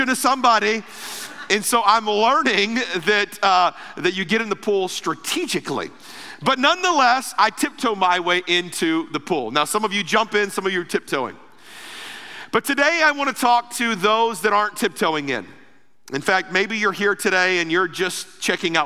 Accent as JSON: {"language": "English", "town": "Ruskin", "region": "Florida", "country": "United States", "tie": "born or raised there", "said": "I grew up in Florida. Most of my life was in Florida."}